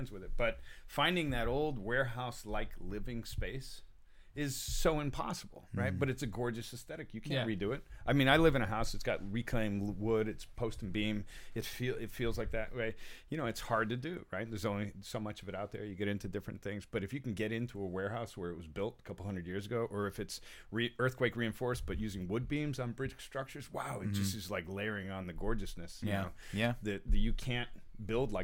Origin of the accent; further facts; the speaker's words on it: New England, United States; moved away; also born or lived in New York; I grew up in New England, so there was a lot of, fishing villages type of things